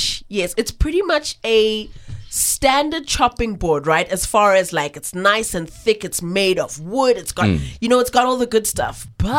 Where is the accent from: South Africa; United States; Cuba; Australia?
South Africa; accent: Cape Flats / Joburg North; It's this thick Cape Flat / Joburg North / I'm well-traveled accent that's just coming